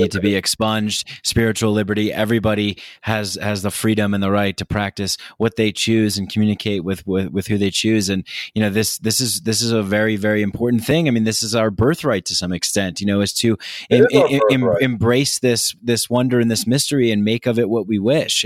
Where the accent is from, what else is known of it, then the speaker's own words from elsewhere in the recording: Nyack, New York, United States; moved away; I definitely grew up in this kind of macho, toxic masculinity container in New York, where I'm from